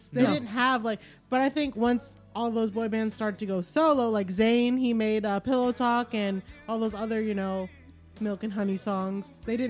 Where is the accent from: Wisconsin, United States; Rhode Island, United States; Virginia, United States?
Rhode Island, United States; Me. I'm from Rhode Island.